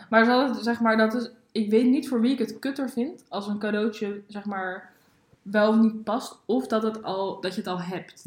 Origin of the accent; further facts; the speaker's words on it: Baarn, Utrecht, Netherlands; moved away as an adult; Ik eh, ben daar geboren. Ik heb daar 19 of 18 jaar of zo gewoond